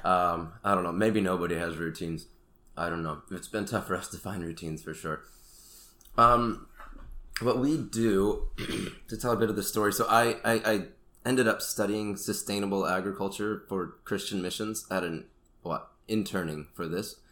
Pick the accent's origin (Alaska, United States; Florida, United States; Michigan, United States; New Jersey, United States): Florida, United States; Sanford; moved away as an adult; now in Rwanda; I grew up in Florida in the Orlando area, Sanford